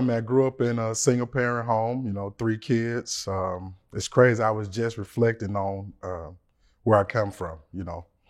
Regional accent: Memphis, Tennessee, United States; I'm from Memphis, Tennessee.

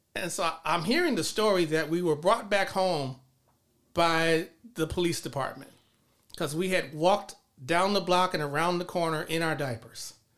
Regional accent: Los Angeles, California, United States; moved away as an adult; also born or lived in College Park, Georgia; grew up in South Los Angeles

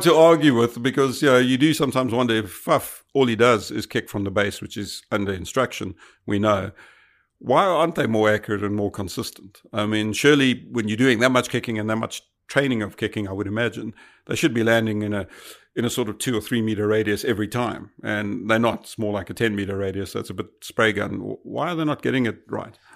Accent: South Africa; as a South African

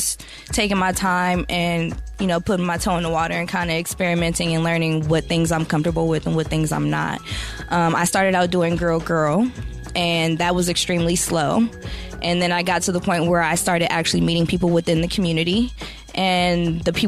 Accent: San Francisco, California, United States; I was about 18 years old, and I'm from San Francisco, California

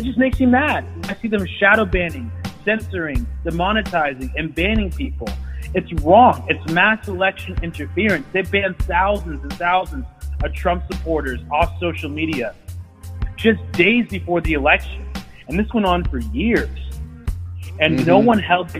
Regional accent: Ethiopia; now in United States; I come from Africa, Ethiopia

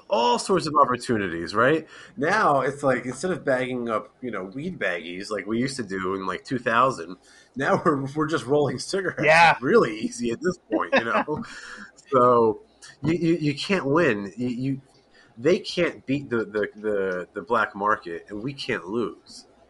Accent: East Coast, United States; I'm born and raised East Coast

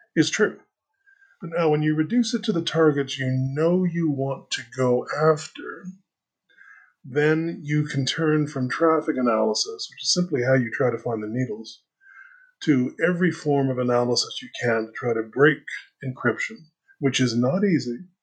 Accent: Canada; I am a Canadian liberal

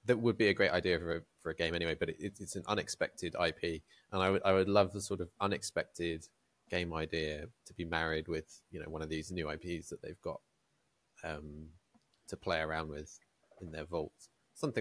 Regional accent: United Kingdom; we're British

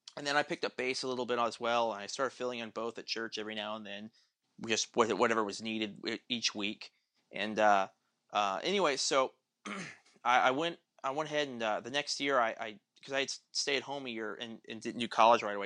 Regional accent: Tulsa, Oklahoma, United States; I grew up in Tulsa.

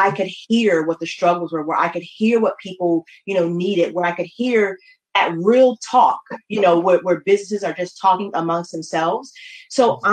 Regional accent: New Haven, Connecticut, United States; now in Baltimore, United States; I am from New Haven, Connecticut. Um, originally, I have been in Baltimore, Maryland, for the last 20 years

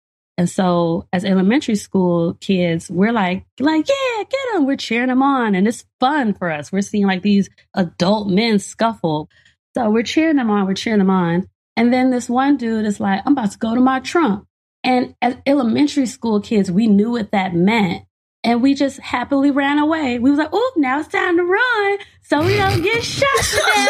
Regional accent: Gary, Indiana, United States; And growing up in Gary, Indiana, during the 90s, when it was the murder capital of the world, there was a lot of ridiculous stuff happening

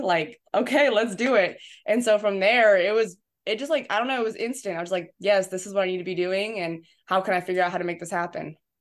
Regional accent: San Diego, California, United States; moved away as an adult; also born or lived in New Hampshire / Illinois; now in Tennessee, United States; I'm from San Diego, California. Grew up down there my entire life

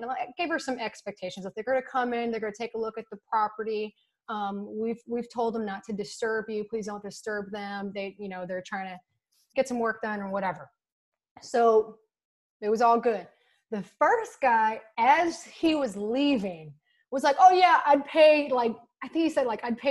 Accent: Texas, United States; I'm from Texas.

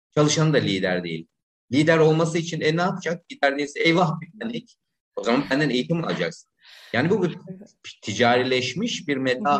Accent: İzmir, Turkey; moved away as an adult; also born or lived in Istanbul; En sonunda memleketim İzmir'e döndüm. Şu anda İzmir'de özel bir okulun insan kaynakları

